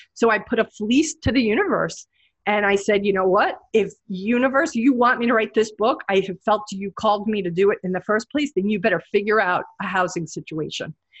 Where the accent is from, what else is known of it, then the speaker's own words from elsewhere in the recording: New York City, New York, United States; moved away as an adult; now in Hawaii, United States; I'm a New Yorker. I'm born in Brooklyn